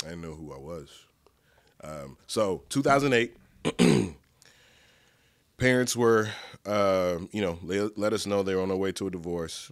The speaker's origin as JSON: {"language": "English", "town": "Dallas", "region": "Texas", "country": "United States", "tie": "born or raised there", "said": "I'm from Dallas, grew up here, grew up in, uh, DeSoto, Oak Cliff, like a tiny speck of Pleasant Grove"}